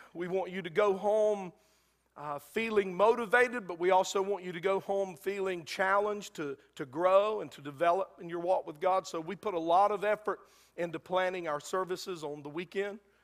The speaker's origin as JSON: {"language": "English", "country": "United States", "said": "we as American Christians"}